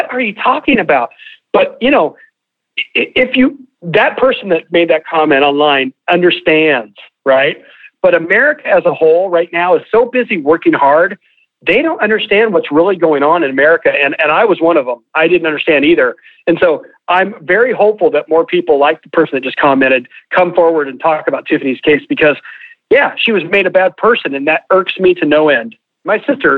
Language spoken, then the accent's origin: English; Oregon, United States; I'm from Oregon